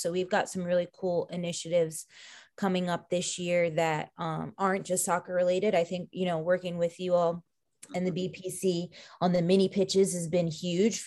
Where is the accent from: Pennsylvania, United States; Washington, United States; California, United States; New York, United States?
New York, United States; Long Island; moved away; also born or lived in Orlando; growing up on Long Island and being victim to Hurricane Sandy